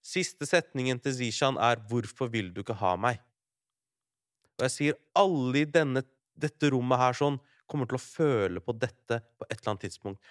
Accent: Larvik, Vestfold, Norway; jeg kom fra Larvik

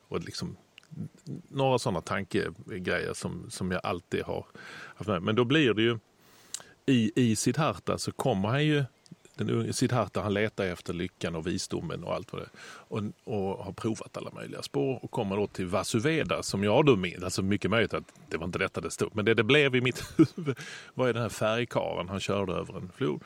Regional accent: Lund, Skåne, Sweden; min hemstad Lund

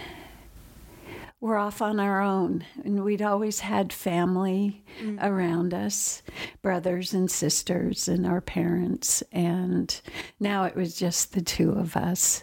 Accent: Indiana, United States; also born or lived in Oregon; we moved from Oregon to Indiana when I was going into the fifth grade

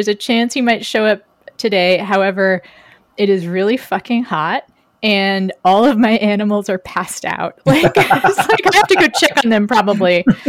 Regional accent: Texas, United States; moved away; On behalf of my home state, I am sorry.

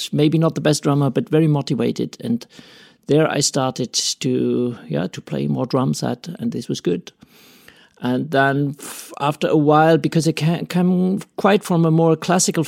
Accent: Freiburg, Baden-Württemberg, Germany; English is a second language; also born or lived in Paris; I come from Freiburg here. That's my hometown. I grew up in a small village nearby

